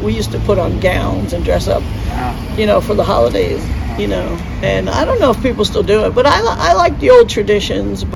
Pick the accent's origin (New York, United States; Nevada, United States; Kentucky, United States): New York, United States; Cornwall; now in Atlanta, United States; there's a little town right near that's that's called Cornwall, and that's where I'm from